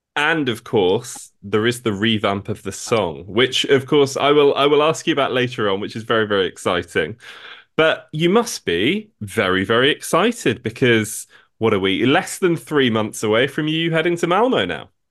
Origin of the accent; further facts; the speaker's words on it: England, United Kingdom; this is me asking as, as an English person